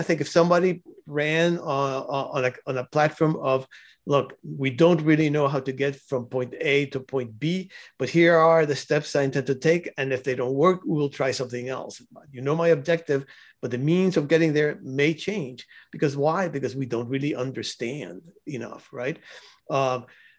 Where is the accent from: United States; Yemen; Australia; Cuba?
Cuba; I was born in Cuba